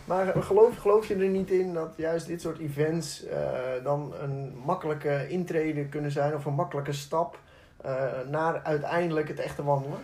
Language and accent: Dutch; Alkmaar, North Holland, Netherlands; ik kom zelf uit Alkmaar